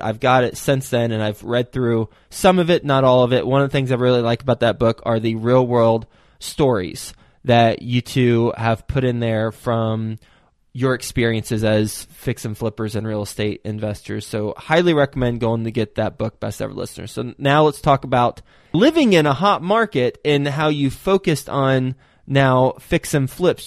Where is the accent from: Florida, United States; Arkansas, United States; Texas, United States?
Texas, United States; I am from Texas